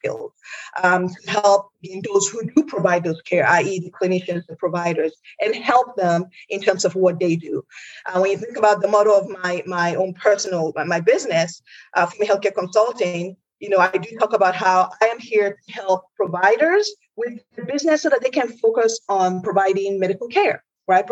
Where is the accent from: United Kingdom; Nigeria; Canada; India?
Nigeria; now in United States; I am an immigrant to the United States. And, I'm from Nigeria, which is a Western nation.